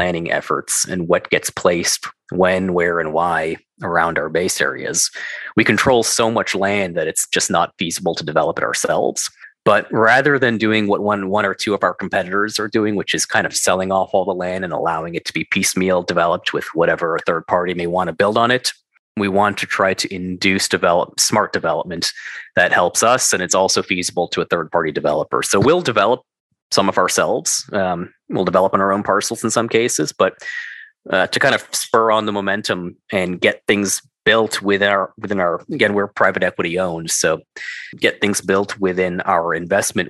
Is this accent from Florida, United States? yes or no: no; New York, United States; moved away; also born or lived in Denver; I'm from New York.